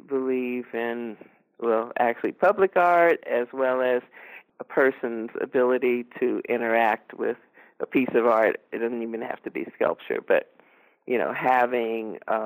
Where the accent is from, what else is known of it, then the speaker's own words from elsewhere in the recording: Los Angeles, California, United States; I was raised in Los Angeles